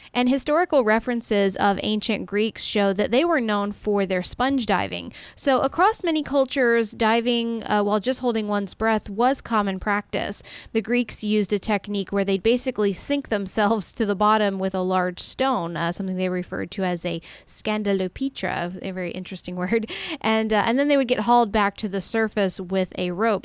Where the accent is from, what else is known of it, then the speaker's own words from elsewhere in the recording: Tampa, Florida, United States; we're both originally from the Tampa area, Tampa Bay, uh, in, here in Florida.